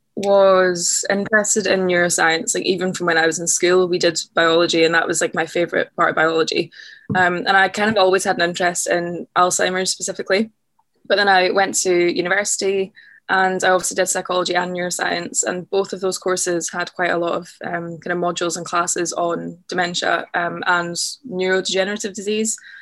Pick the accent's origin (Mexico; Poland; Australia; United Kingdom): United Kingdom; just outside of Glasgow, Scotland; moved away as an adult; also born or lived in Loch Lomond; now in London, United Kingdom; I grew up sort of just outside of Glasgow